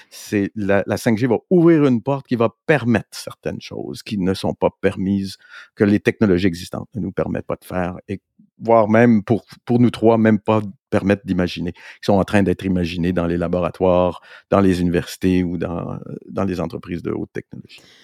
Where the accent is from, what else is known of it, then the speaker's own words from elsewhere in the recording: Montreal, Quebec, Canada; on est Montréalais ici